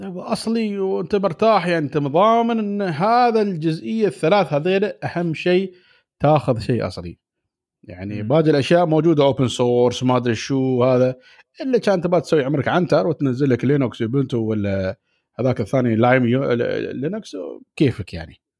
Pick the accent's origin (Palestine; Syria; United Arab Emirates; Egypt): United Arab Emirates; Dubai; انا من دبي